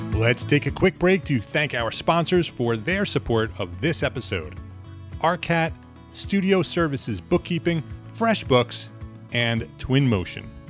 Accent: New Jersey, United States; moved away as an adult; also born or lived in New York / Westchester County; now in Charlotte, United States; I grew up in New Jersey

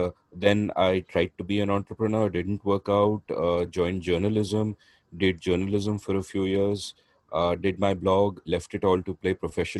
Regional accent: India; first language English; I'm half Bengali. And, when I was a kid, we grew up speaking Bengali at home, but outside in the city, we would speak Hindi

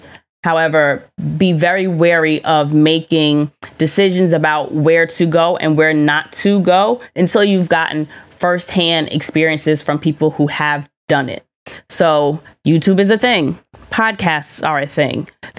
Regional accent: Colombia; thank you so much for, you know, highlighting Colombia as the country I know it to be. I love my home country.

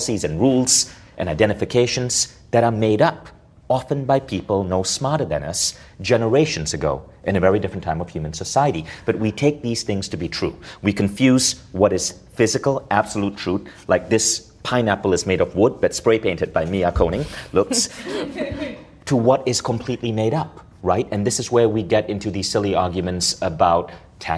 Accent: India; obviously I'm Indian, I grew up in a culture where parenting is about power over a little human being

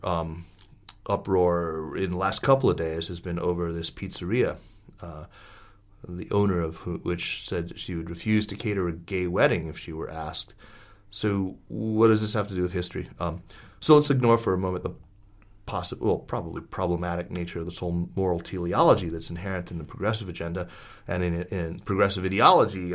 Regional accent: United States; as an American

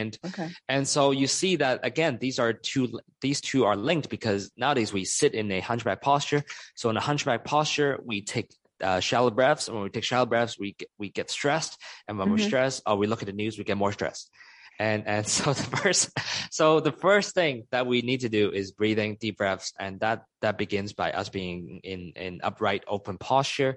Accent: Hong Kong; moved away; also born or lived in United States; I used to spend 10 years in the United States, but I'm originally from Hong Kong, from Chinese culture

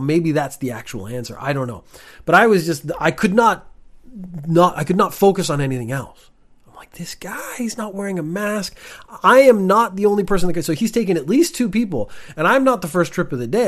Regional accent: Ireland; also born or lived in Canada; now in Japan; I was born in Ireland.

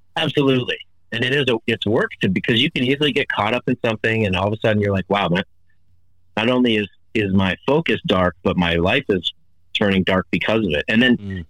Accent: Hawaii, United States; moved away; I'm originally from Hawaii

